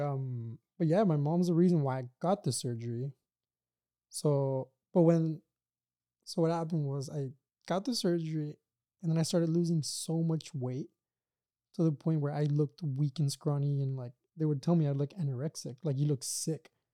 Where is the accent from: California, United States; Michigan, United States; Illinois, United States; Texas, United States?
Texas, United States; Brownsville; now in Los Angeles, United States; I'm from South Texas